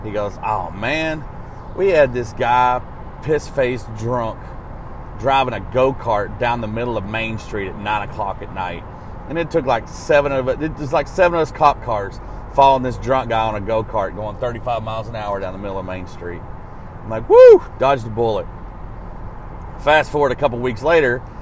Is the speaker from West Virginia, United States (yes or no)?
no; Arkansas, United States; growing up laying asphalt in Arkansas, I worked with all kinds of degenerates